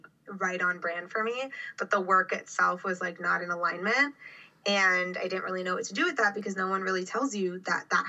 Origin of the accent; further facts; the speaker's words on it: Miami, Florida, United States; also born or lived in Orlando; I grew up in Miami. I've lived in Florida my whole life.